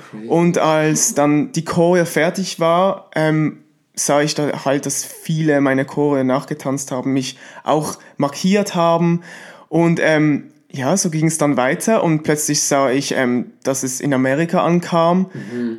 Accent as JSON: {"language": "German", "country": "Switzerland", "said": "ich bin aus der Schweiz"}